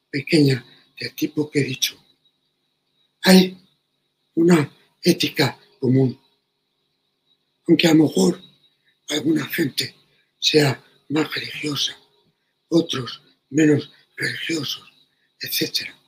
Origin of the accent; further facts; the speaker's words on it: Madrid, Community of Madrid, Spain; en el Madrid de mi niñez